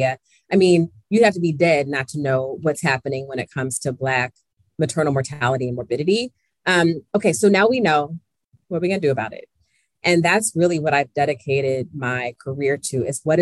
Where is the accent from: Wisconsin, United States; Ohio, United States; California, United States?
Ohio, United States; Columbus; my story begins in Columbus, Ohio, my hometown.